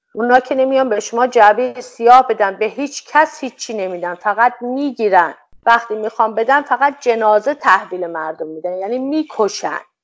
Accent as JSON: {"language": "Persian", "country": "Iran", "said": "به عنوان یک ایرانی"}